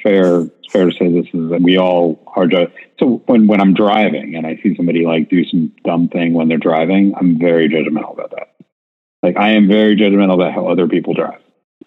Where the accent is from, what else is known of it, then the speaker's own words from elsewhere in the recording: New York, United States; I'm from New York